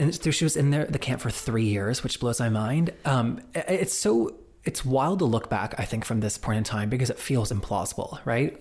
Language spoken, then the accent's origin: English; the South, United States; growing up queer in the South